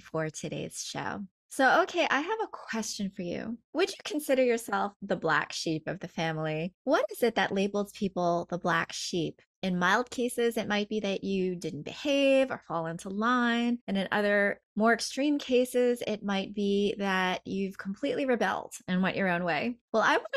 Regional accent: New York, United States; I grew up as a New Yorker

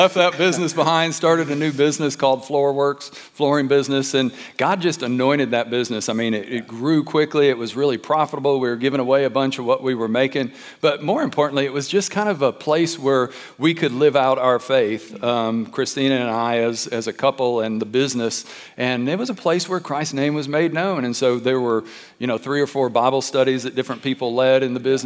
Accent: Detroit, Michigan, United States; I grew up in Detroit, so little suburb of Detroit down in the hood

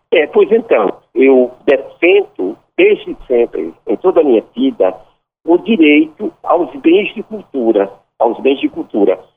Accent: Ceará, Brazil; also born or lived in Juazeiro do Norte; now in Recife, Brazil; minha terra, minha terra, o Ceará.

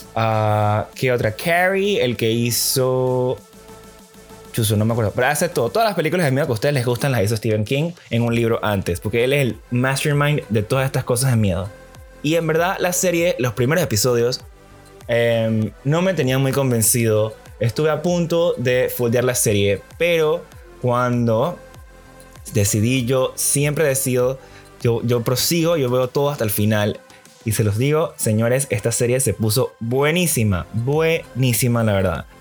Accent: Panama; quiénes somos como panameños

